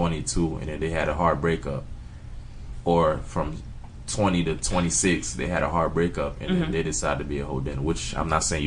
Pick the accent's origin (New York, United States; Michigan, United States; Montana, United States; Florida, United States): Florida, United States; Miami; also born or lived in Tallahassee, Florida; We're from South Florida, from Miami